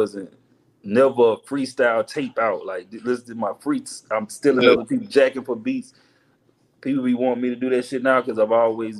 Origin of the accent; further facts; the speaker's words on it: Houston, Texas, United States; I'm from the South, bro.